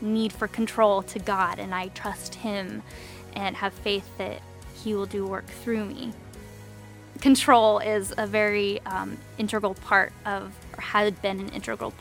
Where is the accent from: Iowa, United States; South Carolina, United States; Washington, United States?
Washington, United States; Kirkland; I'm from Kirkland, and I love the nature in the Pacific Northwest, and I've grown up here my whole life.